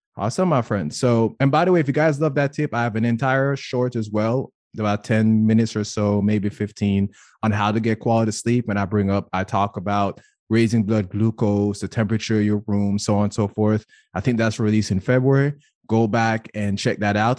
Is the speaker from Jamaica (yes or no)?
yes; Jamaica; now in United States; I grew up in Jamaica